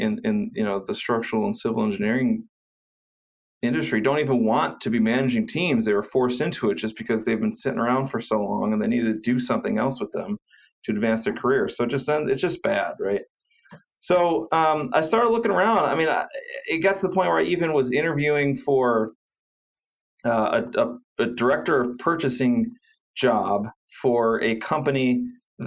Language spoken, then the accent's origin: English; Cleveland, Ohio, United States; I went to Cleveland State University here in my hometown of Cleveland